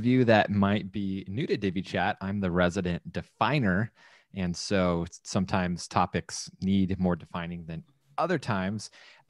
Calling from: San Clemente, California, United States; I'm broadcasting from San Clemente, California

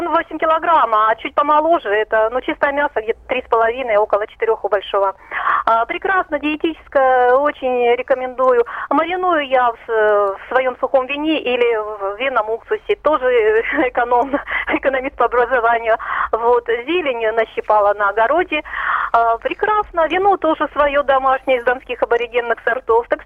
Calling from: Rostov-on-Don, Rostov Oblast, Russia; я из Ростова-на-Дону.

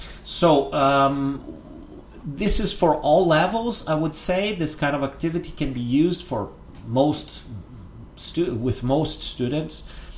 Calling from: Porto Alegre, Rio Grande do Sul, Brazil

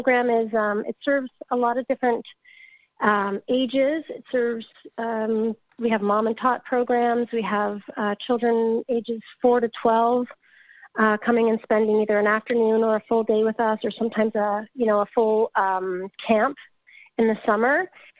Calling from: Dundas, Ontario, Canada; I'm coming from Dundas, which is very close to Hamilton, Ontario, in Canada.

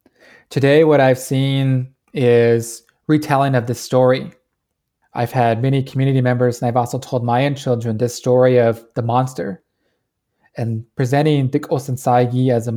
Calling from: Navajo Nation, United States; I am joining you from the Navajo Nation.

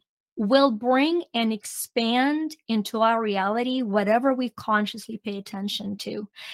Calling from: North Carolina, United States; I'm actually in North Carolina on little Outer Banks Island.

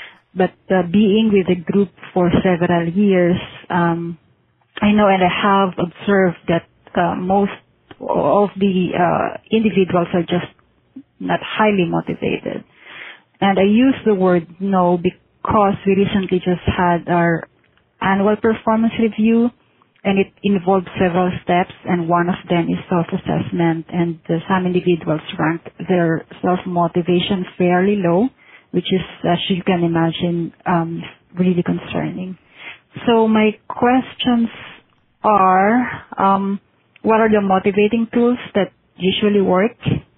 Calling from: Manila, Metro Manila, Philippines; I'm calling from Manila, Philippines.

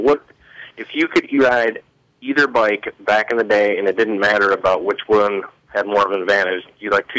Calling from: Florida, United States; Calling from Florida.

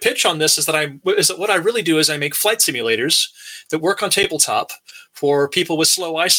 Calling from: Troy, New York, United States; Troy, New York.

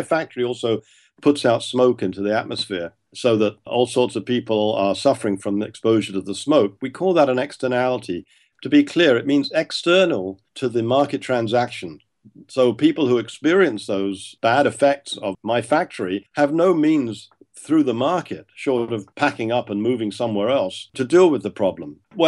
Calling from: Toronto, Ontario, Canada; that I'm talking now from Toronto in my office, I'm looking across the road to a neighbor's house.

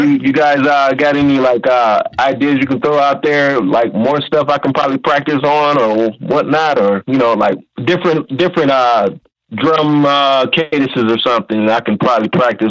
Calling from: Detroit, Michigan, United States; I'm calling from Detroit, Michigan.

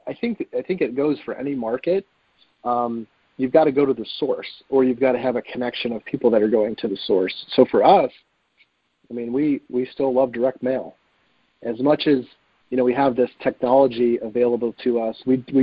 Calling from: Cleveland, Ohio, United States; I'm in Cleveland.

